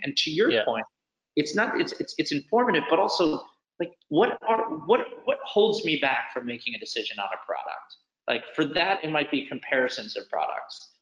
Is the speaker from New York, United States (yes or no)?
yes; New York City, New York, United States; I'm a New Yorker, which I think has always played in. I actually live in, I grew up in the, the house where uh, I Am Legend was filmed uh, right on Washington Square Park